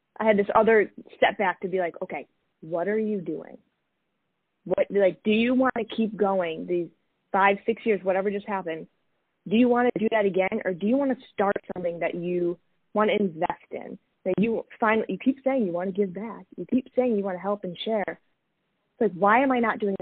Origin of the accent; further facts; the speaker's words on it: Massachusetts, United States; moved away as an adult; also born or lived in Greenwich, Connecticut; I'm originally from Massachusetts